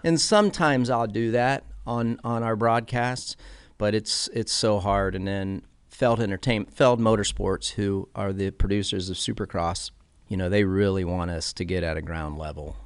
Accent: Clearwater, Florida, United States; I was born in Clearwater, Florida

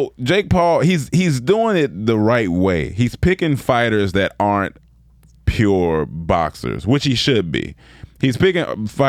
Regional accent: Germany; I'm from Germany.

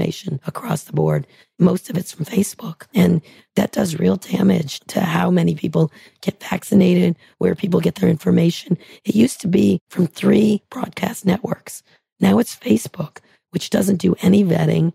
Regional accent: San Francisco, California, United States; I'm from San Francisco

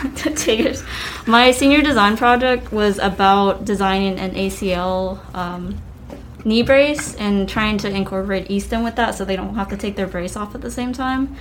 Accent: Spartanburg, South Carolina, United States; I'm originally from Spartanburg, South Carolina, born and raised. Uh, I've lived here all my life

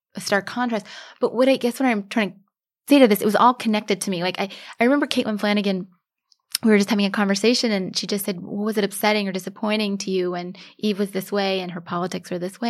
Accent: United States; now in New York City, United States; I'm an American

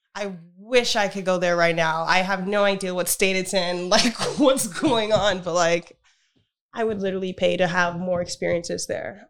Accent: United States; as an American

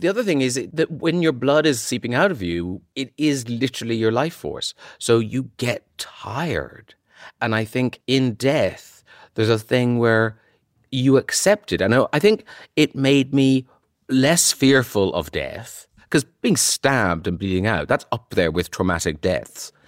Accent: Ireland; moved away; when I was from Ireland

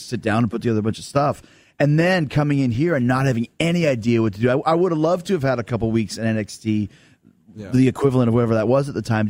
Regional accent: Canada; I could come out as a Canadian and get booed

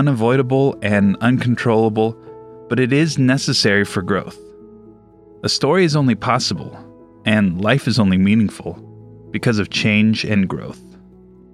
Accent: Southern California, United States; Growing up in Southern California

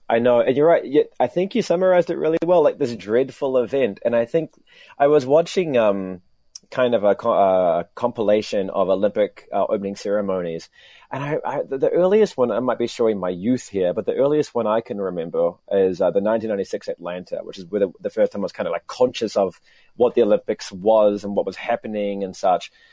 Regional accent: New Zealand; now in Tokyo, Japan; I was doing a, a, a, report for Radio New Zealand uh, uh, back in my home country

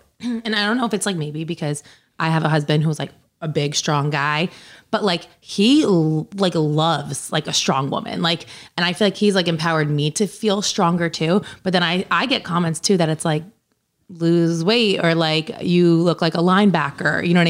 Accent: New Jersey, United States; growing up in New Jersey

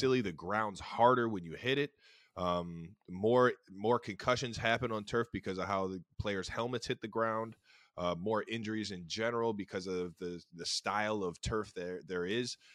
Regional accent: Cleveland, Ohio, United States; we grew up in Cleveland that had grass all year round in our front yard.

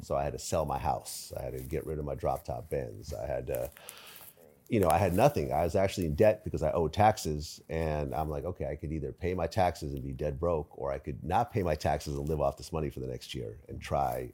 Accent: San Mateo, California, United States; moved away as an adult; also born or lived in Ukraine / Springfield, Massachusetts / San Francisco / Berkeley; I was born in Ukraine. Uh, we moved to Springfield, Massachusetts. So we lived in the projects out there for a little bit. And then we moved out to the West Coast, first in San Francisco, then we settled down in San Mateo. My family bought a house there. And I was there all through, you know, high school

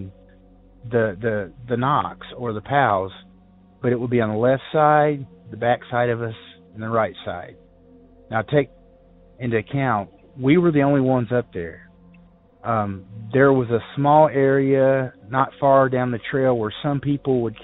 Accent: Ozark Mountains of Arkansas, United States; now in Morganton, North Carolina, United States; I grew up in the Ozark Mountains of Arkansas

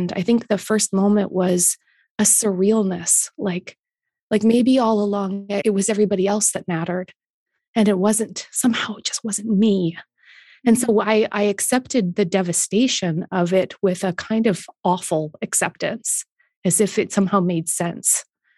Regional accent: Canada

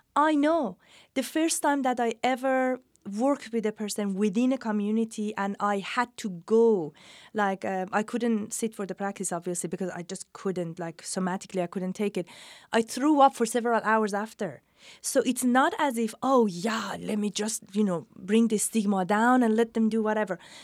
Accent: Iran; moved away; also born or lived in England / New York City / California; I'm from Iran, educated in England, lived in New York City and then California

